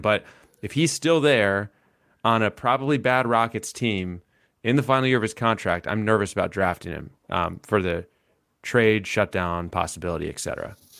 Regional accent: Atlanta, Georgia, United States; a kid who grew up in Atlanta

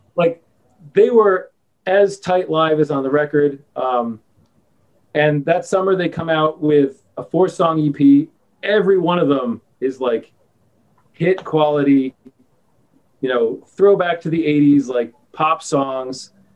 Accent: New York, United States; I'm from New York.

